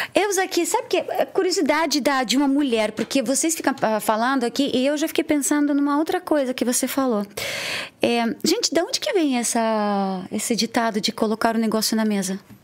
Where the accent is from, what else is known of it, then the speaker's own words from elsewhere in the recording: Odesa, Odesa Oblast, Ukraine; Portuguese is a second language; now in Brazil; eu sou da, de Odessa